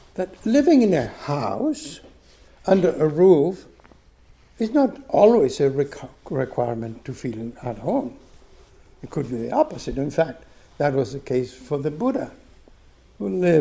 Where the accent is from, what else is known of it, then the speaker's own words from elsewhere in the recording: Buenos Aires, Argentina; moved away as an adult; also born or lived in Michigan, United States; my parents' home in Buenos Aires, where I grew up in Argentina